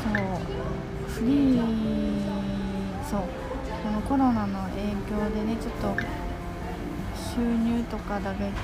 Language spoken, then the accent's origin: Japanese; Osaka, Japan; now in Tokyo, Japan; 大阪出身で阪急沿線にしか、生きてませんでしたけど